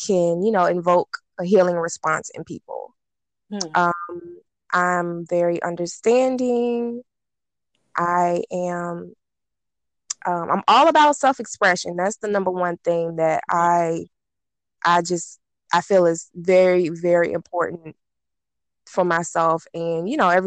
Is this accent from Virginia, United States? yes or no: yes; Petersburg, Virginia, United States; I am from Petersburg, Virginia